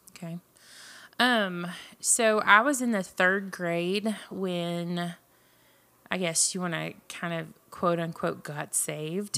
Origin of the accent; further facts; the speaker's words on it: Jasper, Texas, United States; also born or lived in Marshall, Texas; I was born in Jasper, Texas, which is Southeast Texas. Um, grew up there, graduated from high school there